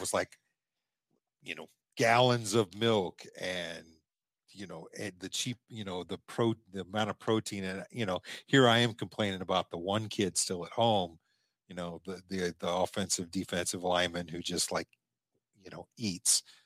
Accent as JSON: {"language": "English", "town": "Omaha", "region": "Nebraska", "country": "United States", "tie": "born or raised there", "said": "when we were growing up in Omaha"}